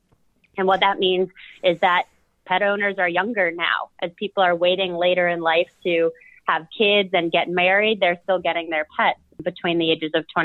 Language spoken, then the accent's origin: English; Boston, Massachusetts, United States; now in New Orleans, United States; I grew up in Boston, Massachusetts with my sister